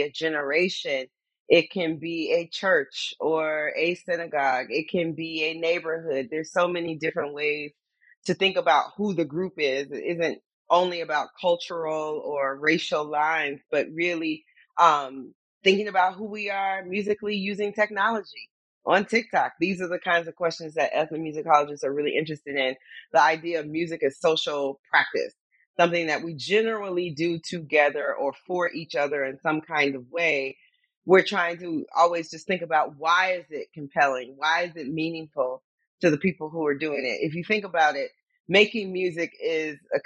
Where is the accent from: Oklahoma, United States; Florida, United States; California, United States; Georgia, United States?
Florida, United States; Most of my Black teachers, Girl Scout leaders were all Black college grads growing up in Florida